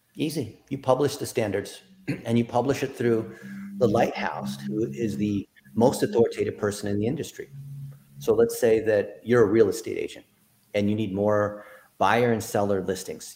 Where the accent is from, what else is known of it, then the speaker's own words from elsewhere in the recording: Dayton, Ohio, United States; I was born in Dayton, Ohio